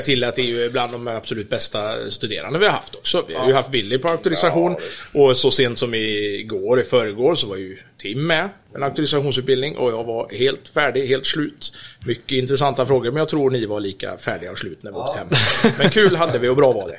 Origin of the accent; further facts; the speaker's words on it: Orust, Västra Götaland, Sweden; var ju född och uppvuxen ute på Orust